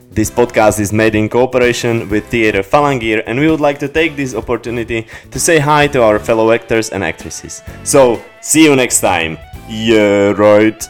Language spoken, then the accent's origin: English; Slovakia; English is a second language; growing up in Slovakia